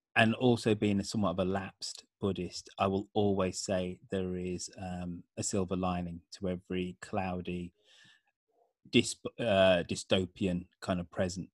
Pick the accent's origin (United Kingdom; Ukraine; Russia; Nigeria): United Kingdom; moved away as an adult; also born or lived in San Francisco Bay Area; now in San Francisco, United States; being British and growing up in the seventies, eighties, and nineties